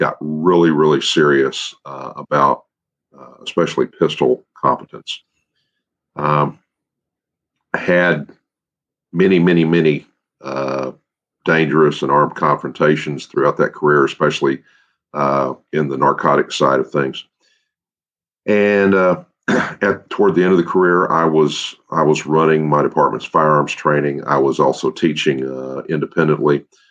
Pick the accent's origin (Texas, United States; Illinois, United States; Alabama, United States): Texas, United States; Victoria; also born or lived in Irving, Texas; I was born in South Texas, in Victoria, where my dad was working